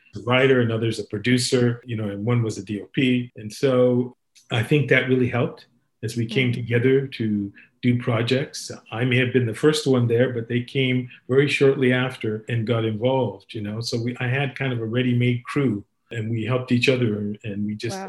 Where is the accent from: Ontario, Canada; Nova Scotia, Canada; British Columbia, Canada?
Ontario, Canada; Sudbury; I grew up in Sudbury